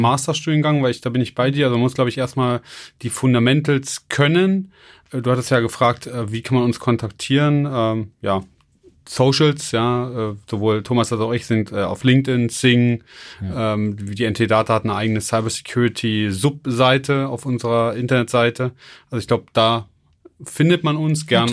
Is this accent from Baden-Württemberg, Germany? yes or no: yes; Baden-Württemberg, Germany; bei uns in Baden-Württemberg